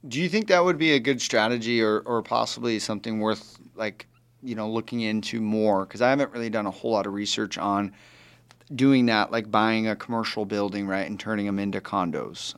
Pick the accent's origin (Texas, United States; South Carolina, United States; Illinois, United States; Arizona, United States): Arizona, United States; I was born and raised right here in Arizona